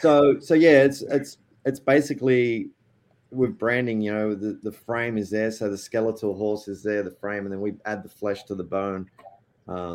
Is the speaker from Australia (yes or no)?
yes; Australia; now in Nashville, United States; I was born in Australia to Spanish parents